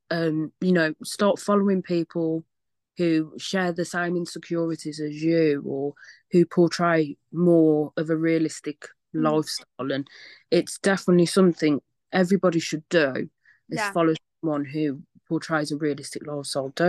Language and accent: English; Wales, United Kingdom; Love Irish accent. I'm Welsh.